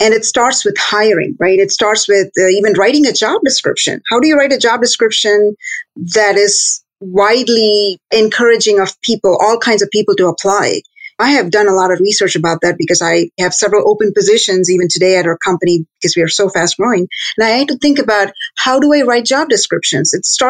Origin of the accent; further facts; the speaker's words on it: India; moved away as an adult; I was born and raised in India, went to school there and got a degree